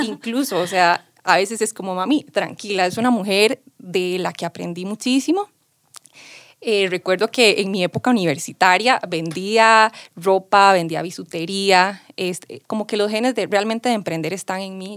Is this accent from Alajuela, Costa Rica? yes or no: yes; San Carlos, Alajuela, Costa Rica; also born or lived in New Zealand; Yo regreso a Costa Rica, a San Carlos, porque soy sancarleña de corazón y amo mi pueblo en el que crecí.